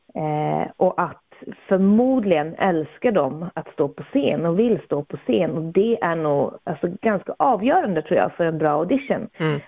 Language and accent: Swedish; Jokkmokk, Norrbotten County, Sweden; i Jokkmokk, eh, min hemby